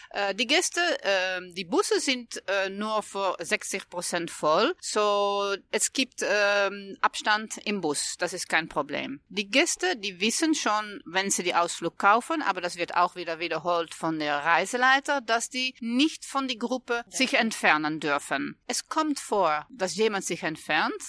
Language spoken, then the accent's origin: German; Netherlands; German is a second language; Ich äh, bin Holländerin